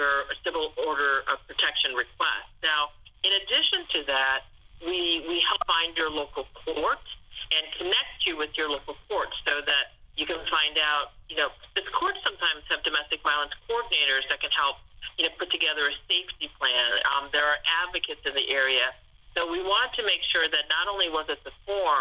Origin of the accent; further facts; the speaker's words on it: Ohio, United States; I grew up in Ohio